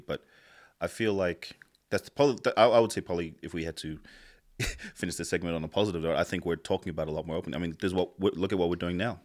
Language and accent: English; Tonga; now in New Zealand; I grew up in Tonga, so I got my ass kicked from the first day I went to school to the very fucking last day I left school